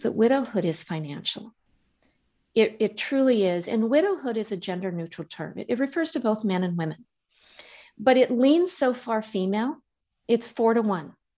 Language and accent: English; Montana, United States; moved away; I grew up in Montana and I'll always be a Montana girl